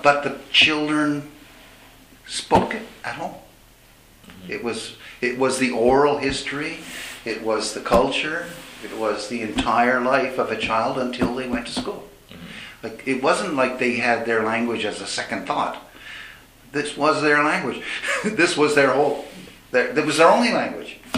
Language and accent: English; Montreal, Quebec, Canada; first language English; moved away; my experience growing up in Montreal in a bilingual environment, being an Anglo